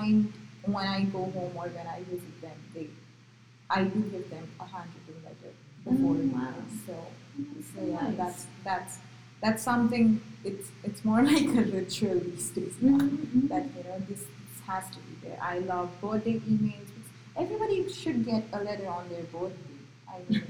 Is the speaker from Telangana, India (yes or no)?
no; Gujarat, India; first language Marathi; English is a second language; moved away as an adult; also born or lived in Maharashtra; now in United States; I was born in Maharashtra but brought up in Gujarat